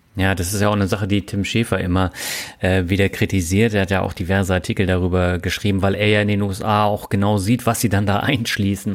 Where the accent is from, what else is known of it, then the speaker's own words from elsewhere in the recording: Rhine-Neckar, Germany; moved away; Für dieses Interview geht meine Leitung wieder in meine alte Heimat, die Rhein-Neckar-Region